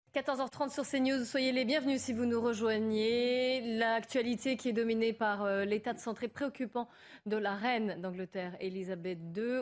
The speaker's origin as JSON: {"language": "French", "country": "France", "said": "on est français"}